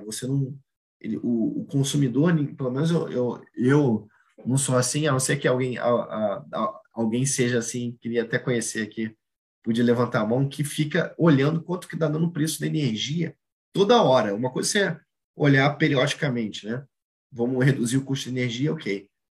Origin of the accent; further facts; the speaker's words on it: Brazil; a nossa vida como brasileiro